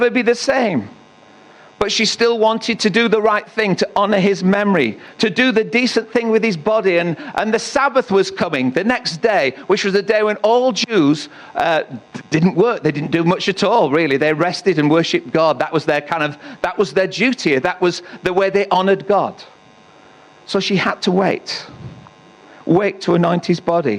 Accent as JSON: {"language": "English", "town": "Northallerton", "region": "Yorkshire and the Humber", "country": "United Kingdom", "tie": "born or raised there", "said": "I was in Tesco's in North Allerton, my hometown"}